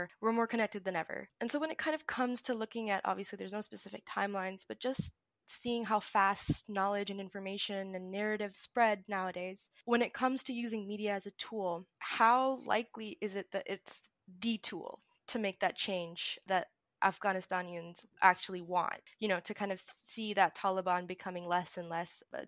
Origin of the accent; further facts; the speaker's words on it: Pakistan; As a Pakistani Muslim